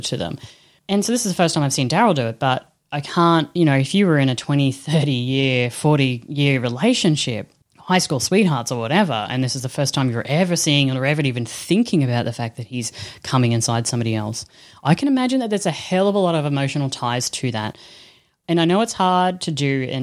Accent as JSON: {"language": "English", "country": "Australia", "said": "I'm Australian bogan"}